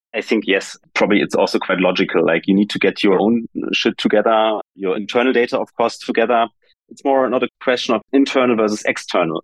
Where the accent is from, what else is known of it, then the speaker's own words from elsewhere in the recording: Germany; I come from Germany